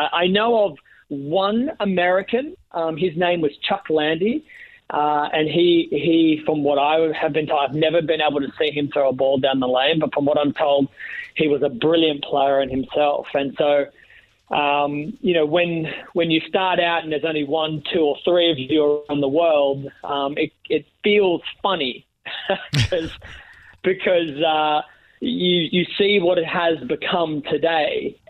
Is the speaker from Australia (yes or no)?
yes; Australia; Yeah, pretty much. I was born into bowling.